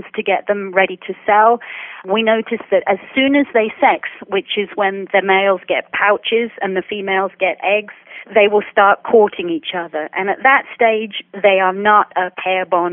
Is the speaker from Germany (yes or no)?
no; United Kingdom; moved away as an adult; now in Tampa, United States; I'm from the United Kingdom